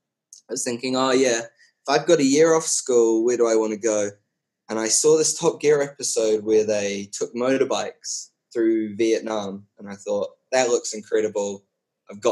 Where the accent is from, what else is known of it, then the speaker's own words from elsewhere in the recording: New Zealand; moved away as an adult; now in Switzerland; I worked 6 months in New Zealand in my hometown. So I stayed with my parents.